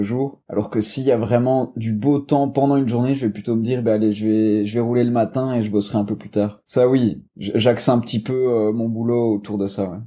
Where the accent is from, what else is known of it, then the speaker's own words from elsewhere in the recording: Belgium; je viens de Belgique